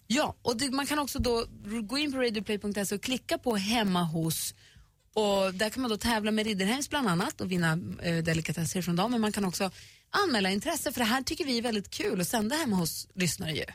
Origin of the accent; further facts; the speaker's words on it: Luleå, Norrbotten County, Sweden; Vi är ju uppvuxna i Luleå